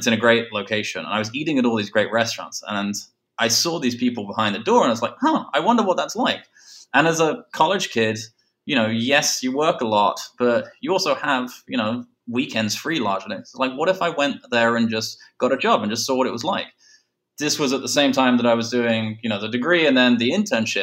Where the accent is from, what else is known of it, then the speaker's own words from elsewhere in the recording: England, United Kingdom; moved away as an adult; also born or lived in London; now in New York, United States; being English